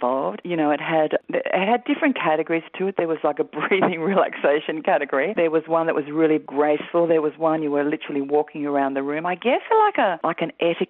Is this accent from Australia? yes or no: yes; Sydney, New South Wales, Australia; also born or lived in Northern Beaches, Sydney; I grew up in Forrestal. So my family are from St George in Sydney